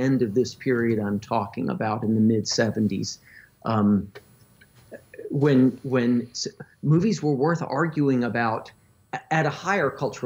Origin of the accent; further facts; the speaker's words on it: South Florida, United States; I grew up in South Florida.